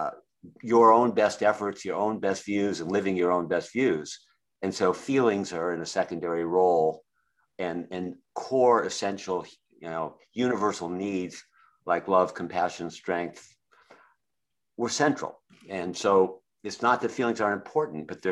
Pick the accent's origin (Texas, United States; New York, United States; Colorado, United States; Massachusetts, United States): Massachusetts, United States; Boston; was raised in Boston, Massachusetts area